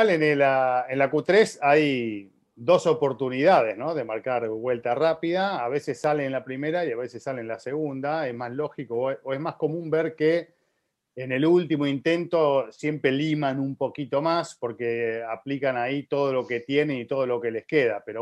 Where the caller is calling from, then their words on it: Mexico City, Mexico; soy de la Ciudad de México